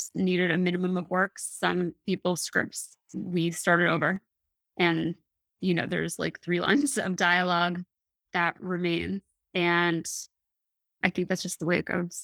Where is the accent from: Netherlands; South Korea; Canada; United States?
United States; Midwest; I grew up in the Midwest